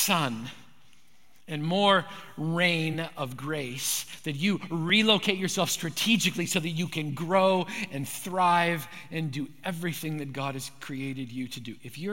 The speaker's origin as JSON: {"language": "English", "region": "Manitoba", "country": "Canada", "tie": "born or raised there", "said": "When I grew up in Manitoba"}